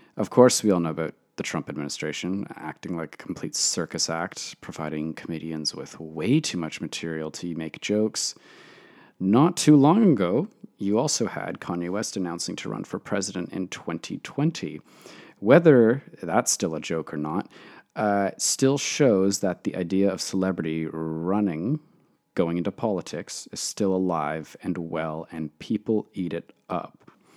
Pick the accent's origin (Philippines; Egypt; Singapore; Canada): Canada; Toronto, Ontario; I am from Toronto, Canada